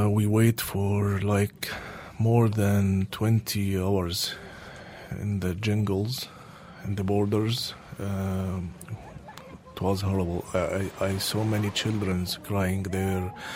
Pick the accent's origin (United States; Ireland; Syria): Syria; moved away as an adult; also born or lived in Damascus; now in Netherlands; I am from Syria. Uh, I'm Syrian uh, movie maker.